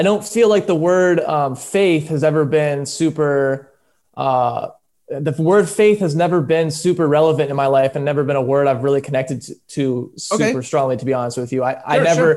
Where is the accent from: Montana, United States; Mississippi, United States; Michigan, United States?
Michigan, United States; moved away; also born or lived in Orange County; I'm from Michigan